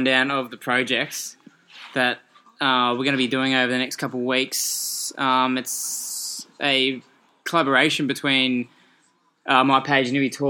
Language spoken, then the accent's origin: English; Newcastle, New South Wales, Australia; Well, I love Newcastle, born and bred.